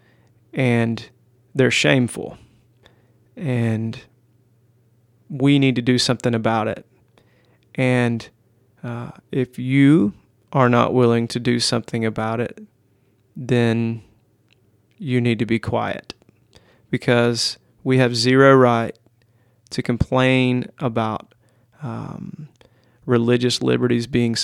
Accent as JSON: {"language": "English", "country": "United States", "said": "as an American Christian"}